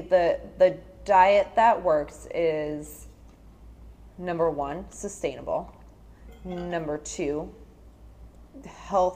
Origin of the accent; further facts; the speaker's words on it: New Jersey, United States; I'm from Jersey. And I'm an ER nurse